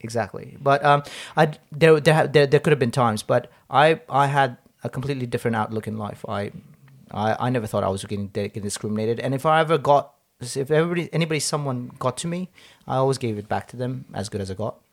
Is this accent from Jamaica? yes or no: no; Hong Kong; moved away as an adult; also born or lived in Nepal; I grew up in Hong Kong, uh, with, with my parents predominantly.